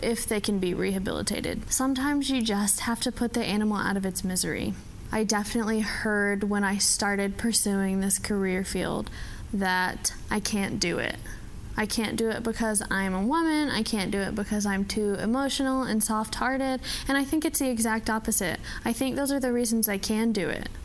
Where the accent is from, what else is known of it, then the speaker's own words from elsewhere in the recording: Texarkana, Texas, United States; moved away as an adult; also born or lived in Valparaiso, Indiana; I was born in Texarkana, in Texas